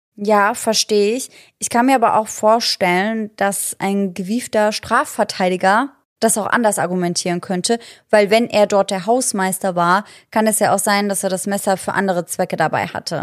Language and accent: German; Germany; bei uns in Deutschland